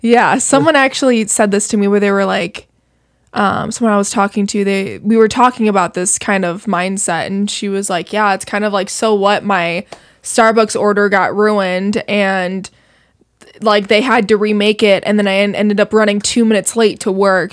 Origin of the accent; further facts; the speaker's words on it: Naperville, Illinois, United States; I grew up in Naperville